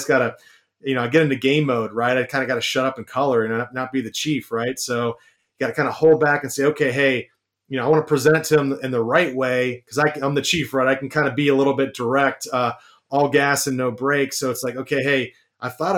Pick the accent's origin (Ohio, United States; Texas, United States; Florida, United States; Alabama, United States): Ohio, United States; Columbus; I'm from Columbus, Ohio